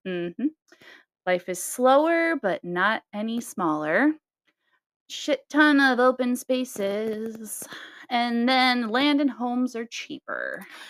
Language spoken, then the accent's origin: English; Nebraska, United States; we're we're from Nebraska